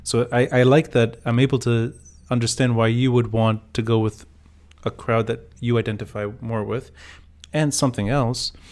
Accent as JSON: {"language": "English", "town": "Beirut", "region": "Beirut Governorate", "country": "Lebanon", "said": "so we're both i know you as just a fellow ras beiruti"}